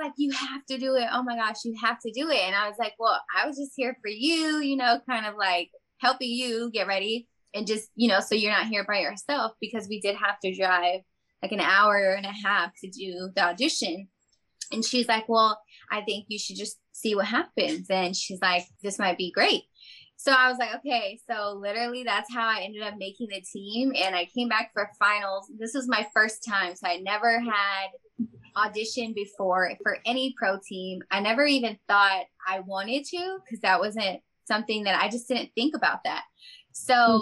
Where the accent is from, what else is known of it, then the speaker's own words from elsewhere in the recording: Sacramento, California, United States; moved away; I'm from Sacramento